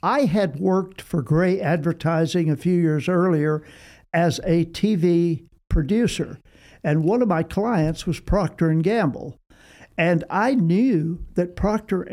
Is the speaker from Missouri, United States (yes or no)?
no; Austin, Texas, United States; I was from Austin